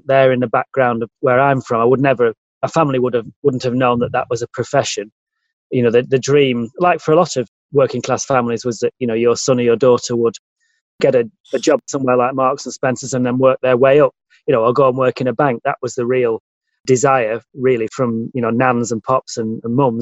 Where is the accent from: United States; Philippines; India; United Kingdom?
United Kingdom; Blackburn, North West England; also born or lived in Morecambe; I was born in Morecambe, but moved to Blackburn at 7